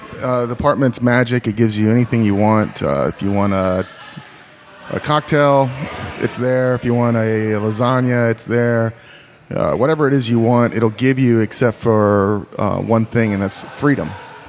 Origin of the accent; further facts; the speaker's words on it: North Carolina, United States; also born or lived in Texas; North Carolina.